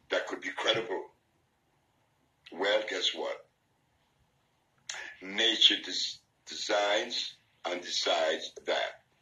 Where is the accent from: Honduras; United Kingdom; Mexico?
Honduras; Ilanga; also born or lived in New Jersey; I was born here in Honduras in Ilanga, a little village with seven houses. And that little boy is going to grow up in that village until the age of eight.